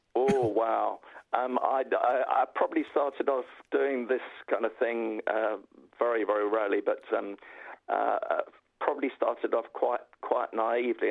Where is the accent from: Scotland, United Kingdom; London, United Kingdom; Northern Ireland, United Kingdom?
London, United Kingdom; I'm a North Londoner